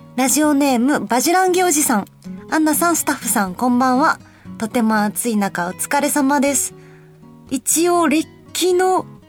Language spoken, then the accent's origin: Japanese; Kansai, Japan; moved away; 私、関西出身